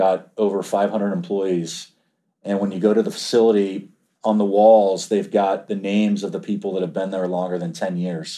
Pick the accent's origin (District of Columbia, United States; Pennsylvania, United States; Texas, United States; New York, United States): District of Columbia, United States; Washington; moved away; also born or lived in Georgia; I grew up in Washington, D.C.